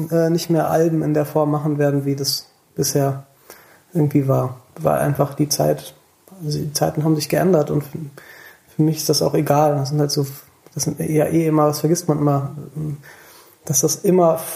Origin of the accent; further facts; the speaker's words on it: Thomasberg, North Rhine-Westphalia, Germany; also born or lived in Siegburg; Ich bin in Siegburg geboren. Ich habe in der Nähe von Königswinter bin ich aufgewachsen in Thomas, im Dorf, in Thomasberg.